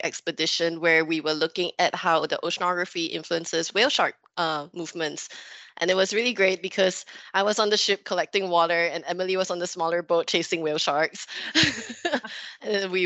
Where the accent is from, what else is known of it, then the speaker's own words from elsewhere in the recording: Singapore; I'm from Singapore. I'm from an island. It's a bit impossible to escape the sea. You grow up with it